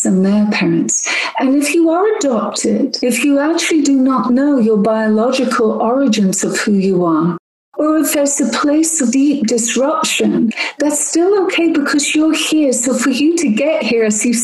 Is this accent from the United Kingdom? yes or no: yes; England, United Kingdom; now in United States; I'm not American. I'm actually English.